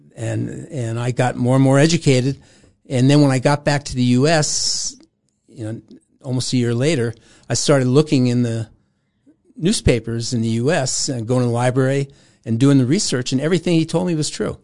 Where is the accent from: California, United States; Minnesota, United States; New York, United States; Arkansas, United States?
New York, United States; New York City; was born in Brooklyn, New York